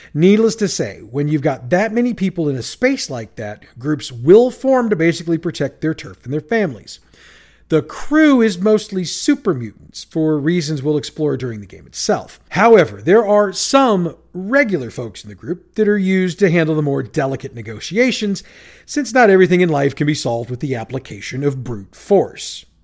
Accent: St. Louis, Missouri, United States; born or raised there

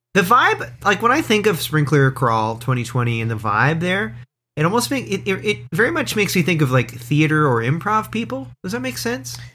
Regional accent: Orangeville, Ontario, Canada; growing up in Orangeville, Ontario

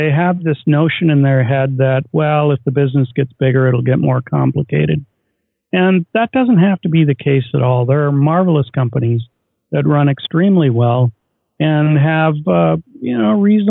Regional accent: Oshkosh, Wisconsin, United States; moved away; also born or lived in Kirkland, Washington; I grew up in Oshkosh, Wisconsin, home of the EAA

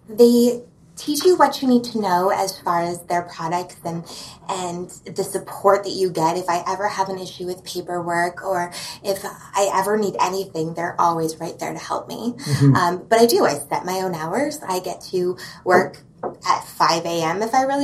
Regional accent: Edmonton, Alberta, Canada; also born or lived in Calgary / Lethbridge; now in Kelowna, Canada; I was born in Calgary, but I was raised in Edmonton and then Lethbridge for my teenage

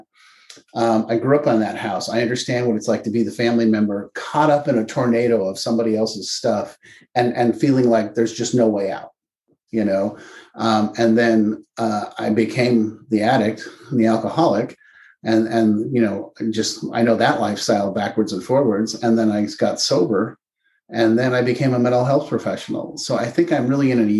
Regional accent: Palo Alto, California, United States; I grew up in Palo Alto, California

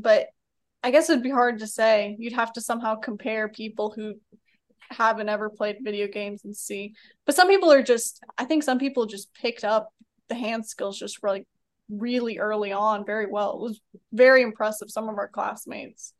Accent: Birmingham, Alabama, United States; also born or lived in Atlanta, Georgia; I'm from Birmingham, but, uh, was out over there in Georgia for four years

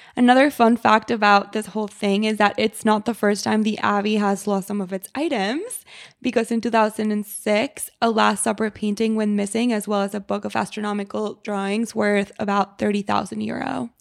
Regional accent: Mexico; I'm from Mexico

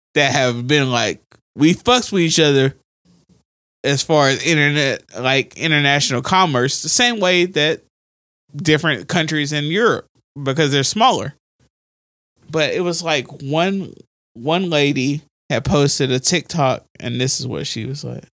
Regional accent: United States; We're American.

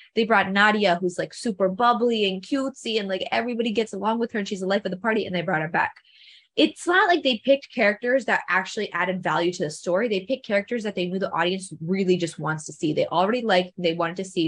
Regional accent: India; moved away; we were actually born and raised in India before we moved here

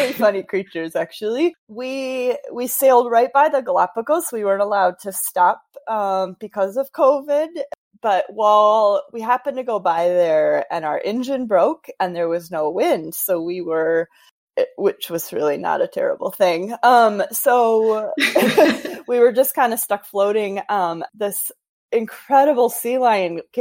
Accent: Wisconsin, United States; coming from a, you know, Wisconsin, growing up in the Midwest

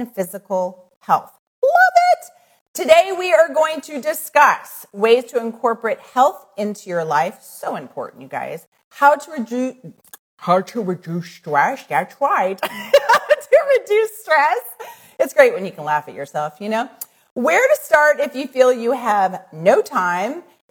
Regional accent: Midwest, United States; accent: plain Midwest; a little like plain Midwest accent

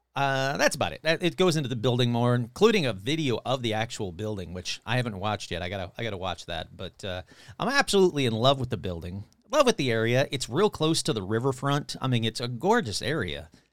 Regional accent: Michigan, United States; my home state of Michigan

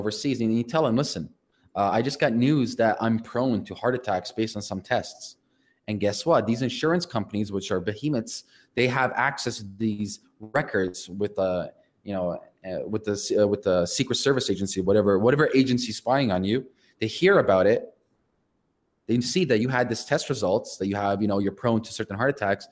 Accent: Canada; I'm Canadian

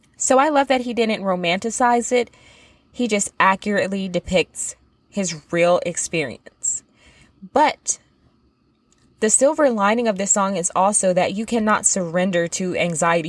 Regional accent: the South, United States; I'm from the South, and I've said this before, I grew up surrounded with the sounds of, like, Southern country rap

